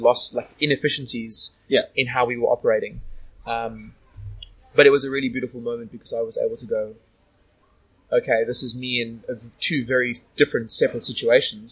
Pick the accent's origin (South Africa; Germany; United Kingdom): South Africa; now in Sydney, Australia; a good friend of mine who I grew up with in South Africa